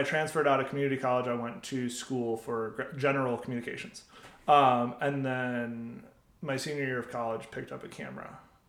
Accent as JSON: {"language": "English", "town": "Utica", "region": "New York", "country": "United States", "tie": "born or raised there", "said": "I grew up in the very middle of New York in Utica, New York, which was like 4 hours from New York City."}